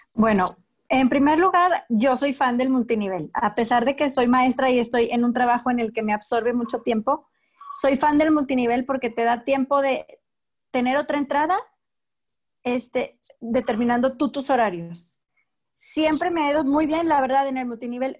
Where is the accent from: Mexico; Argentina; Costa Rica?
Mexico; Torreón, Coahuila; yo soy de Torreón